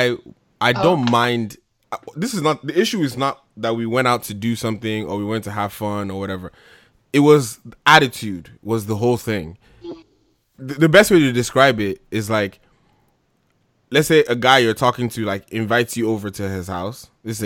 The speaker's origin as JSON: {"language": "English", "region": "New Jersey", "country": "United States", "tie": "born or raised there", "moved": "yes", "said": "I grew up in Jersey"}